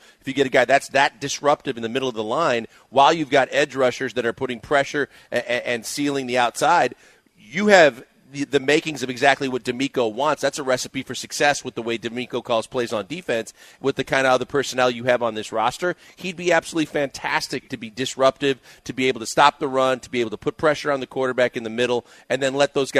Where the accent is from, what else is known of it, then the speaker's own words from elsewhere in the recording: Midwest, United States; like growing up in the Midwest, my mom would always make the French onion dip